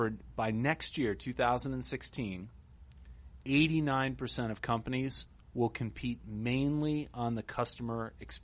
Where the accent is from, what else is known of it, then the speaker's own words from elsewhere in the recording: New York, United States; Grew up in New York